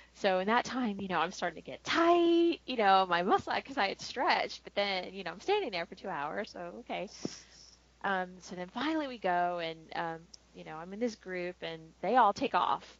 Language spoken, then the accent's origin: English; Florida, United States; I grew up in Florida